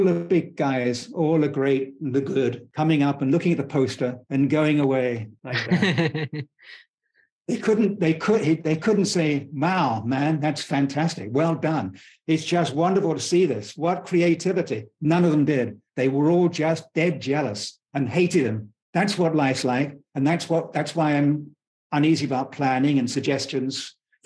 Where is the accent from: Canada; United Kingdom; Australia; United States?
United Kingdom; I was born in Britain towards the end of the British Empire